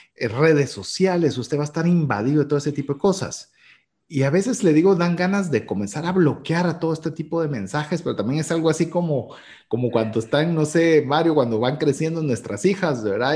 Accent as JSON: {"language": "Spanish", "country": "Guatemala", "said": "cultura guatemalteca, que es de donde emitimos este programa"}